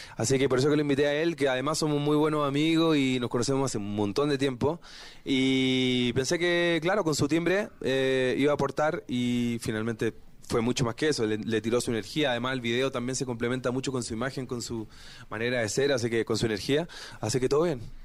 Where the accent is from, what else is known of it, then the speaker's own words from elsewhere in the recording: Chile; mi tierra